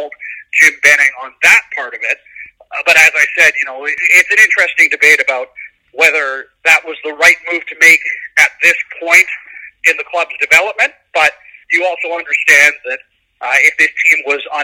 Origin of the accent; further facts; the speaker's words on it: Coquitlam, British Columbia, Canada; I grew up in Coquitlam